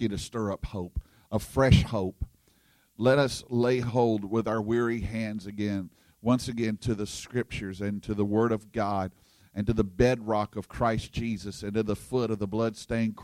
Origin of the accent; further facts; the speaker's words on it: Louisiana, United States; I'm from Louisiana, and we have bayou down there